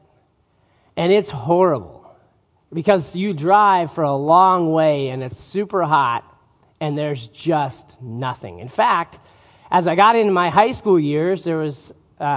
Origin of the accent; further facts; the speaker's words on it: northern Utah, United States; as I was growing up in Utah, we would often take trips